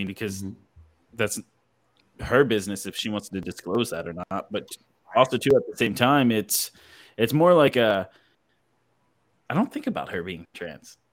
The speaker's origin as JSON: {"language": "English", "town": "Philadelphia", "region": "Pennsylvania", "country": "United States", "tie": "born or raised there", "moved": "yes", "lives_now": "Texas, United States", "said": "I'm from Philadelphia. All my family's up there. Everybody that I know and grew up with in Texas, in Philadelphia, is everybody lives up there"}